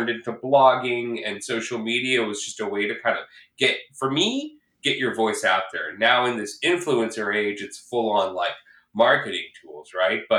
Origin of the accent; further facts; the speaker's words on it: Midwest, United States; moved away as an adult; now in Los Angeles, United States; I'm originally from the Midwest. I came to Los Angeles to chase a dream in entertainment. I studied theater at USC.